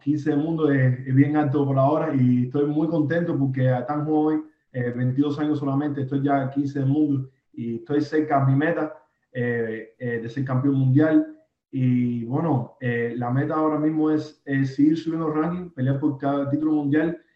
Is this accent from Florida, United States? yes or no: yes; Miami, Florida, United States; yo nací en Alapada eh, y bueno, me crié aquí en, este pequeño barrio aquí